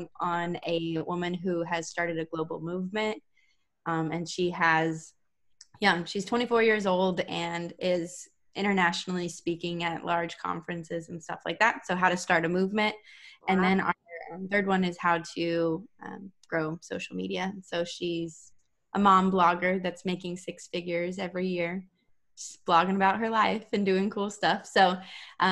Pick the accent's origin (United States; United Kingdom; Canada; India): United States; Las Vegas, Nevada; moved away; I'm from the West Coast. I'm from Las Vegas